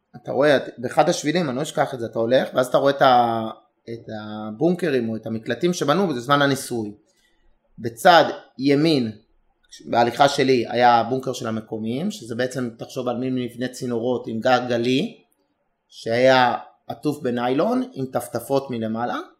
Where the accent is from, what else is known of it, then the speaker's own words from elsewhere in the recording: Israel; also born or lived in Herzliya; אנחנו היינו ישראלים השני, שלישי, רביעי